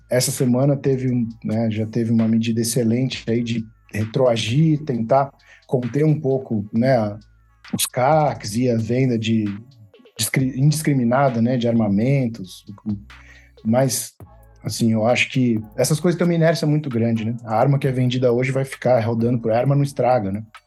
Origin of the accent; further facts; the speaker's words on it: São Paulo, Brazil; accent: paulistano; ser uma banda paulistana, né? Assim, eu acho que faz parte da nossa identidade também a, re, a relação que a gente tem com, com a cidade, o nosso sotaque